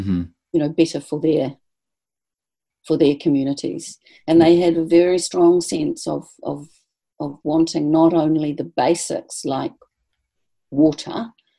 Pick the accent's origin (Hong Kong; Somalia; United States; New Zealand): New Zealand; moved away as an adult; So I was about 26 or 27, I think, when we landed in London, and realizing that we weren't actually British.